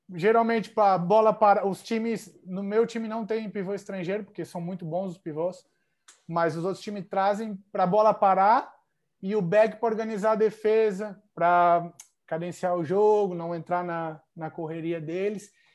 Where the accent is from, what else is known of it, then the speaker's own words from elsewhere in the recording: Joinville, Santa Catarina, Brazil; moved away as an adult; also born or lived in Nova Veneza, Brazil / Spain / Italy; now in Bangkok, Thailand; eu nasci em Nova Veneza, né? Bem perto de Tubarão, porém me criei em Joinville